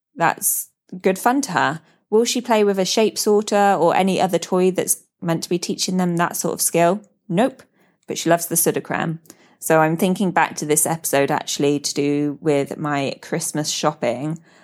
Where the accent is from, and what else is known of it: United Kingdom; moved away as an adult; now in Dubai, United Arab Emirates